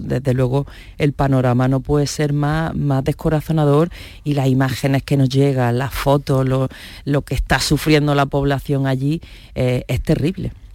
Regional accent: Churriana de la Vega, Andalusia, Spain; Estuve en mi pueblo, en Churriana de la Vega, en Granada

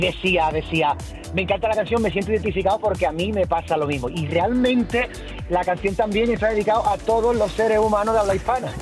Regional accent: Cádiz, Andalusia, Spain; lo que hacemos los gaditanos eh, o, los andaluces cuando eh, bueno, en, Cádiz

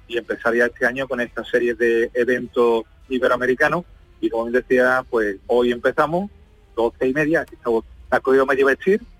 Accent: Andalusia, Spain

